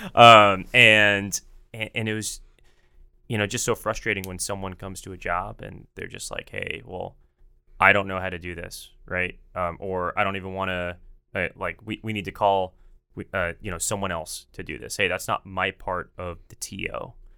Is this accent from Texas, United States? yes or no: yes; Dallas, Texas, United States; I'm from Dallas